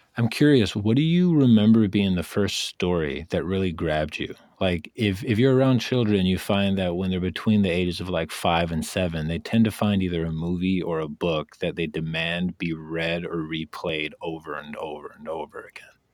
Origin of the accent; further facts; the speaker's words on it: Wisconsin, United States; I lived in Wisconsin